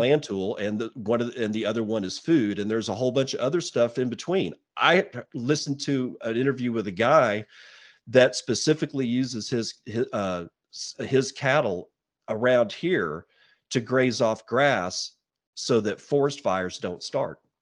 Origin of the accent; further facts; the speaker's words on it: Texas, United States; moved away as an adult; now in Eastern Washington, United States; I lived in Texas for decades. You know, I was born there, was raised there